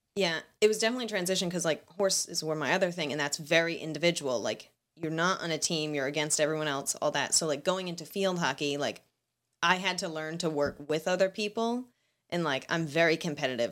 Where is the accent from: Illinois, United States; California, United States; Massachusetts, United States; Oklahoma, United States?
Massachusetts, United States; Seekonk; I grew up in Seekonk.